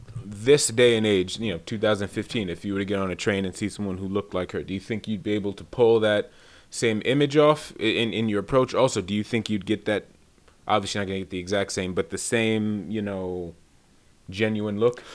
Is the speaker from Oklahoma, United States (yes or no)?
no; New York, United States; I have an early memory of the crack epidemic myself, just growing up in New York, you know, in the early 80s, early mid-80s, I should say.